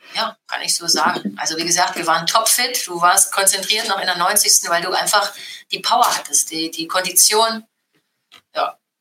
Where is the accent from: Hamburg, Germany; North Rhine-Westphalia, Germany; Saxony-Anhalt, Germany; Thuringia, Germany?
Saxony-Anhalt, Germany; Halle; also born or lived in Frankfurt; now in Wolfsburg, Germany; ich bin in der DDR geboren